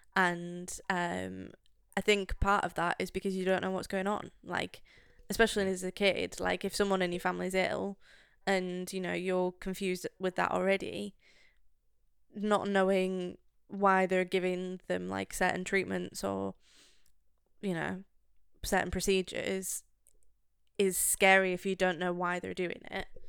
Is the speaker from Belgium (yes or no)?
no; United Kingdom; as a Brit